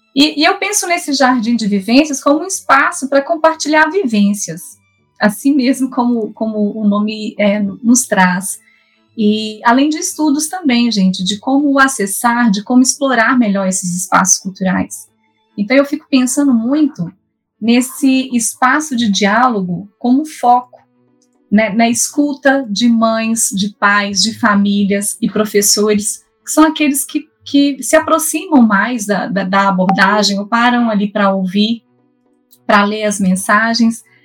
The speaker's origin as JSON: {"language": "Portuguese", "region": "Minas Gerais", "country": "Brazil", "accent": "mineiro", "moved": "yes", "lives_now": "São Paulo, Brazil", "said": "eu sou mineira, como vocês podem observar aí pelo sotaque"}